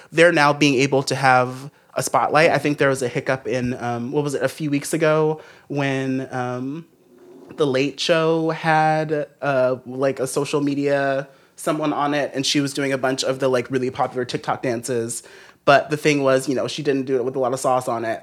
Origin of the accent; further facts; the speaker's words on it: Los Angeles, California, United States; I'm from Los Angeles